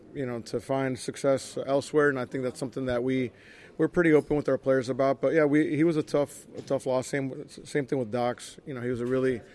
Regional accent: Orlando, Florida, United States; also born or lived in Puerto Rico; my family moved to Orlando when I was still like six or seven years old. So I grew up in Orlando

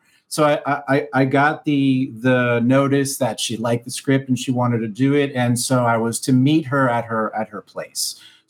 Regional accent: Miami, Florida, United States; I'm a Cuban from Miami

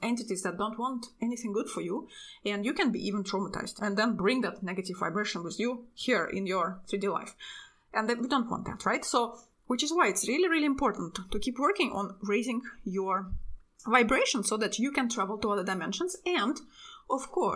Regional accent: Russia; now in Europe; I'm from Russia. My entire family actually lives in Russia. But I live in Europe

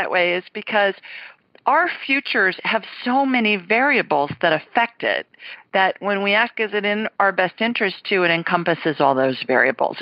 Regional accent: Columbus, Ohio, United States; moved away; Columbus, my hometown

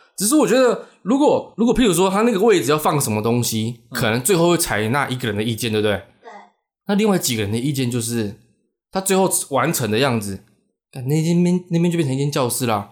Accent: Changhua, Changhua County, Taiwan; moved away as an adult; 我老家在彰化

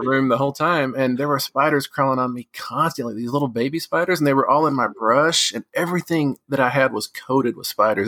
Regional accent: West Texas, United States; Growing up in West Texas

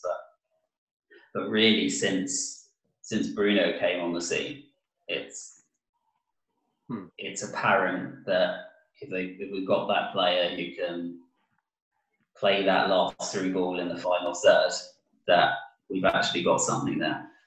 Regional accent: London, United Kingdom; we're both originally from London

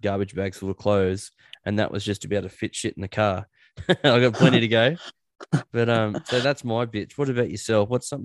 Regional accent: Newcastle, New South Wales, Australia; moved away as an adult; now in Orange, Australia; I'm from Newcastle

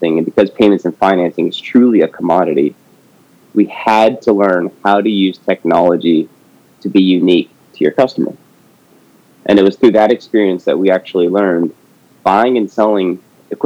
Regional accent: San Francisco Bay Area, California, United States; also born or lived in San Diego / Sacramento; born and raised in the Bay Area, grew up down the coast of California, from San Diego up to Sacramento

